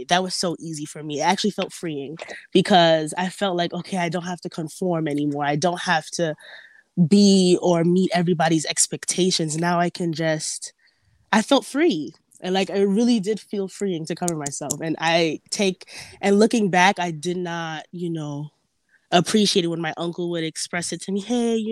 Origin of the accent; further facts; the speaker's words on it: New York, United States; I was born here in New York. So just going to high school